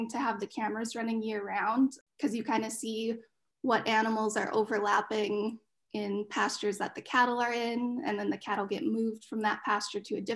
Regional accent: Fargo, North Dakota, United States; moved away; I grew up in North Dakota in Fargo

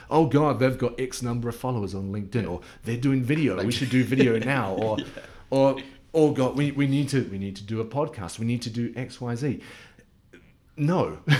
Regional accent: New Zealand; moved away; being a Kiwi.

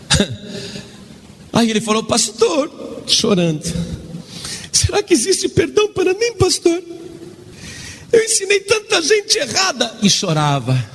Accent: Italy; now in Guaratinguetá, Brazil; E eu estou há quatro anos no Brasil, eu sou italiano, eu sou padre ali em Guaratinguetá

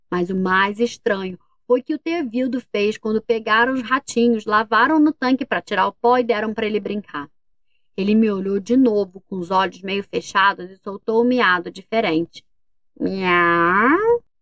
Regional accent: Volta Redonda, Rio de Janeiro, Brazil; E a gente é de Volta Redonda, no Rio de Janeiro.

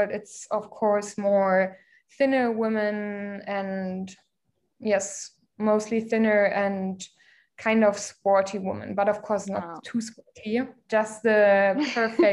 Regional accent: Germany; moved away as an adult; also born or lived in Berlin, Germany; now in Mumbai, India; I grew up in a smaller town in Germany

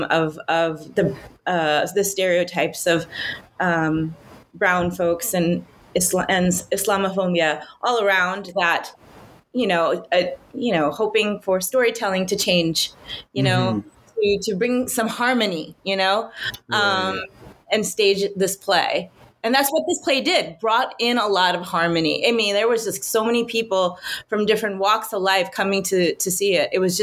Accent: New York, United States; I was born and raised in New York. My family's from India

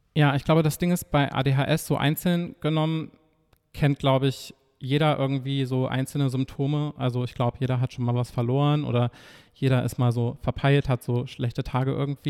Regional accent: Nordhausen, Thuringia, Germany; moved away as an adult; now in Leipzig, Germany; in meiner Heimat studiert, vier Semester. Was ist die Heimat? Ähm, Thüringen, also Nordhausen

